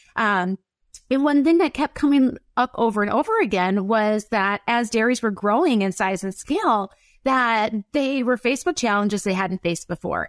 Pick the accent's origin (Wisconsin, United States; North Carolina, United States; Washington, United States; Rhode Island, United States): Wisconsin, United States; accent: up north Wisconsin; my up north Wisconsin accent